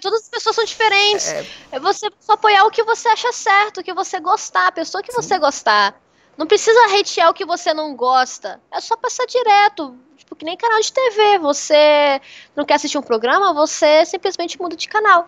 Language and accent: Portuguese; Espírito Santo, Brazil; also born or lived in Santos; now in São Paulo, Brazil; eu sou capixaba. Eu tô, o Espírito Santo faz muito calor. Muito calor mesmo. Morava perto da praia